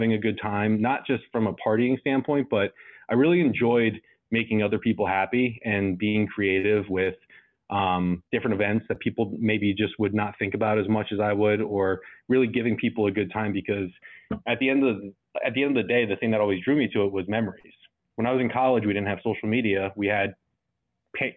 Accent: New Jersey, United States; also born or lived in Salem, Virginia; I'm from New Jersey

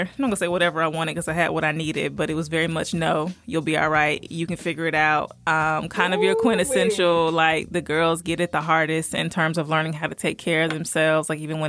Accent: Virginia, United States; born there; also born or lived in Georgia; now in Covington, United States; I was born in Virginia, stayed there for a while, moved around the South, but I settled here in Georgia, in a small city in Covington.

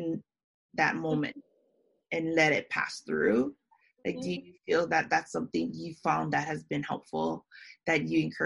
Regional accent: Hawaii, United States; moved away; also born or lived in Japan; I'm from Hawaii, but I moved here back in 2009.

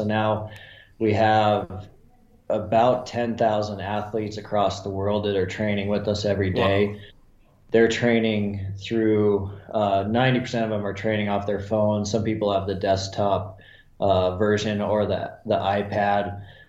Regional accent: Montana, United States; I just knew that from growing up in Montana and watching the people that were successful consistently

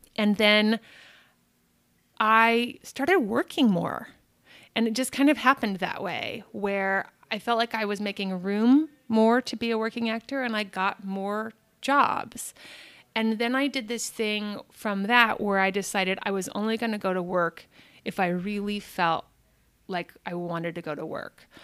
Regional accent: Albuquerque, New Mexico, United States; moved away as an adult; also born or lived in Boston / New York City / London; now in Los Angeles, United States; I'm born and raised in Albuquerque

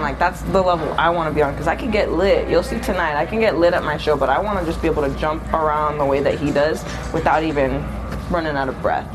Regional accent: San Diego, California, United States; moved away; I'm actually originally from San Diego, California

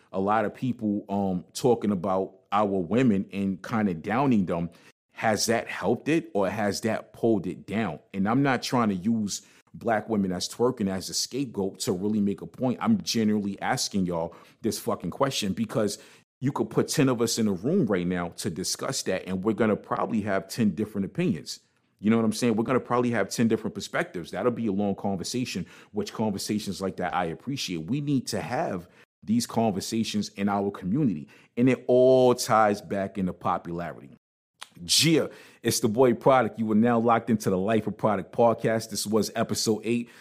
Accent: New York City, New York, United States; also born or lived in New Jersey; I'm from Brooklyn

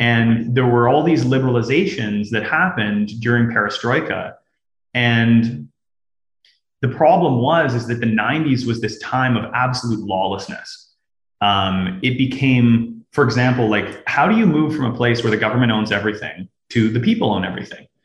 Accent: Canada; moved away as an adult; now in Russia; I'm Canadian

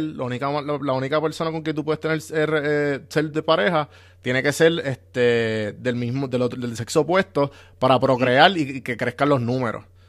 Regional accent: Puerto Rico; yo soy de San Juan, Guaynabo, Caguas, por esa área

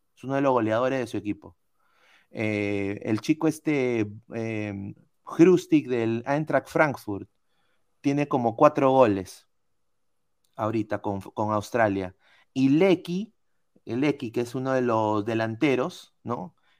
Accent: Peru

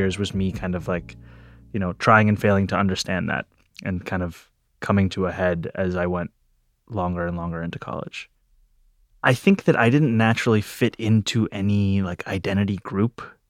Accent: New York City, New York, United States; Growing up in New York City, it's a very diverse place, and yet I remember being very self-conscious about my identity in high school especially.

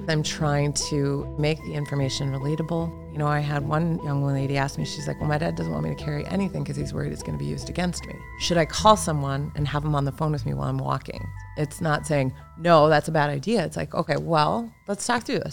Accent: Minnesota, United States; also born or lived in Marshall, Minnesota; I was born down in Marshall, Minnesota, and we moved up when I was little

